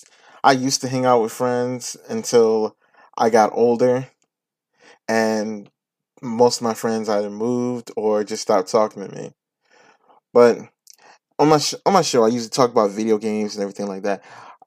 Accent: New York, United States; now in Virginia, United States; from New York, I'm in here in Virginia

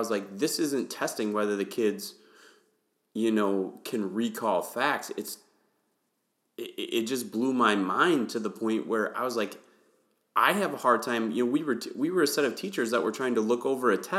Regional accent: Wisconsin, United States; moved away as an adult; also born or lived in Houston, Texas; I grew up in Wisconsin

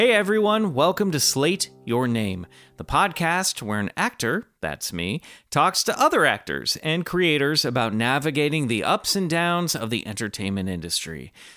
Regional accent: Kansas, United States; I grew up in Kansas

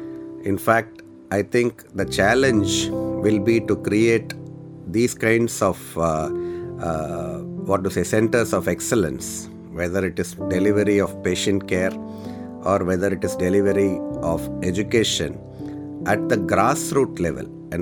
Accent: Madurai, Tamil Nadu, India; I've come from Tamil Nadu, from a place called Madurai. It is down south, almost in the tip of southern part of India.

